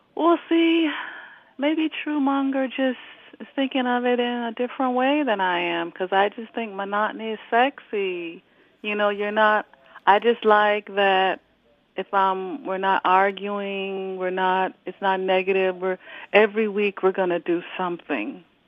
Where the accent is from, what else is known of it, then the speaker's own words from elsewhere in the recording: Florida, United States; I'm from Florida